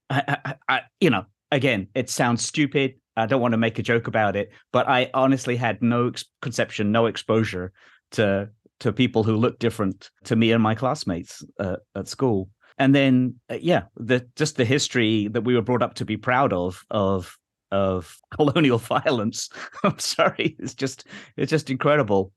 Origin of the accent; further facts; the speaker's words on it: England, United Kingdom; moved away; growing up in England